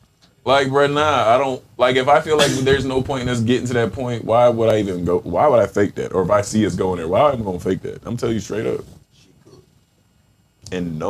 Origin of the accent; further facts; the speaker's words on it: the South, United States; Hey, growing up in the South